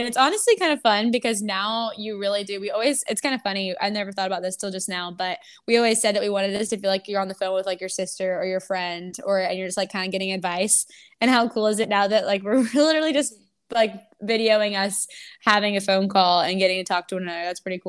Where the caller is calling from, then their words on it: Tampa, Florida, United States; But I'm actually podcasting from Tampa, Florida